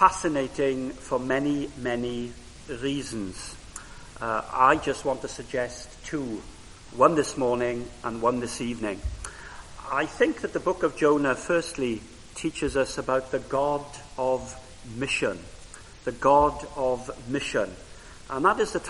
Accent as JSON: {"language": "English", "region": "Wales", "country": "United Kingdom", "tie": "born or raised there", "first_language": "Welsh", "second_language": "English", "said": "Welsh was my first language"}